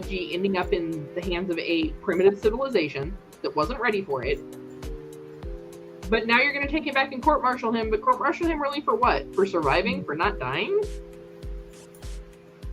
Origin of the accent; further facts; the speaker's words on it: United States; I'm an American.